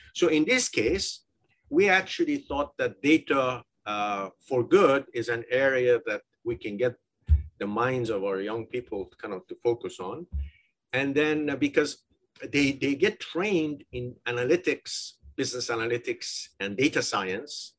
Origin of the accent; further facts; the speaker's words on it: Iran; moved away as an adult; also born or lived in United Kingdom / United States; I'm originally from Iran